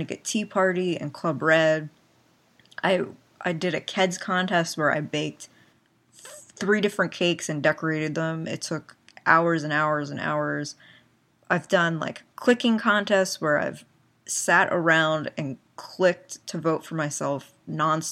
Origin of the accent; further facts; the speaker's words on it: Pennsylvania, United States; I'm from Pennsylvania